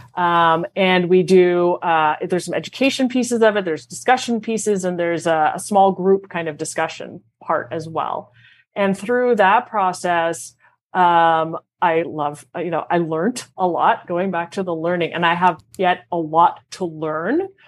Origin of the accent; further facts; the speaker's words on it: Montreal, Quebec, Canada; moved away; born and raised in Montreal